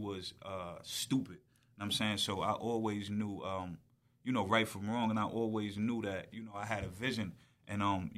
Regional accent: Wyandanch, New York, United States; Yeah, I grew up in Wyandanch as well.

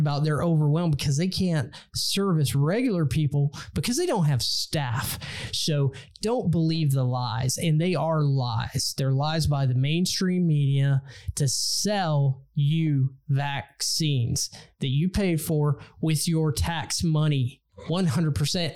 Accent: Texas, United States; Texas, my home state

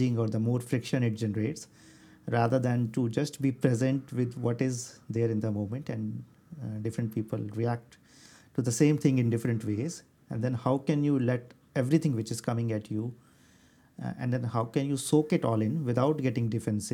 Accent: Delhi, India; I grew up in Delhi, which is a very hot place to live in.

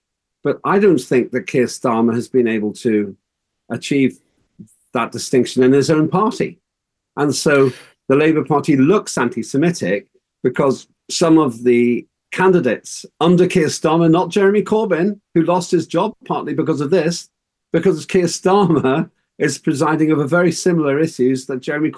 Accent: Northern Ireland, United Kingdom; I grew up in Northern Ireland

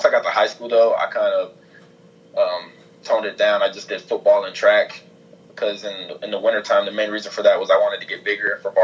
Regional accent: Ohio, United States; I grew up like an Ohio State fan as a kid, just growing up in Ohio

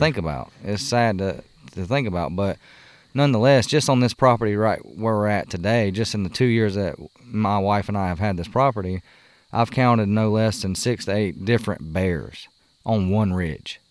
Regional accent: South Carolina, United States; moved away; when we were growing up in South Carolina

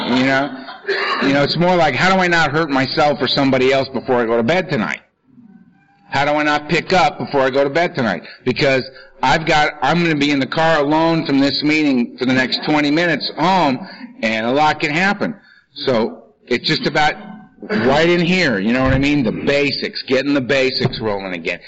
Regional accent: Los Angeles, California, United States; I'm from Los Angeles

